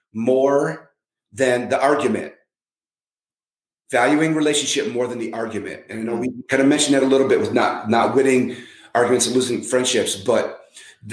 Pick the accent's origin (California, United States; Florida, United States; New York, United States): California, United States; San Francisco; now in Minneapolis, United States; I was born in San Francisco